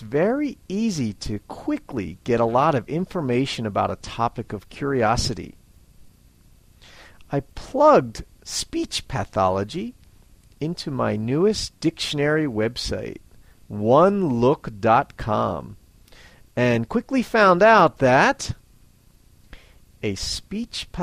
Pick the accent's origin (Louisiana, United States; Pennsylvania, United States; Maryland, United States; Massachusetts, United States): Pennsylvania, United States; Philadelphia; I'm from Philadelphia, Pennsylvania, United States of America